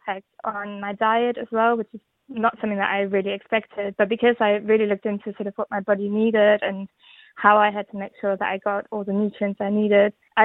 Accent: London, United Kingdom; I'm from London

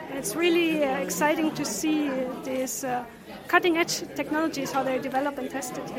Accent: Germany; now in Utrecht, Netherlands; Yes, I live in Utrecht, but I'm actually from Germany.

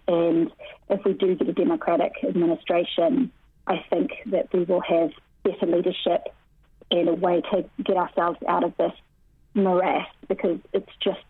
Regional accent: New Zealand; now in Washington, D.C., United States; I feel very humbled as a Kiwi, a young girl from Brisbane.

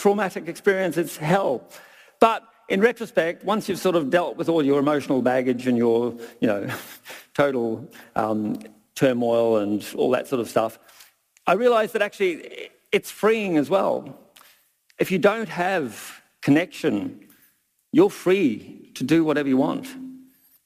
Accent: Brisbane, Queensland, Australia; now in Millers Flat, New Zealand; the six-year-old boy growing up in Brisbane

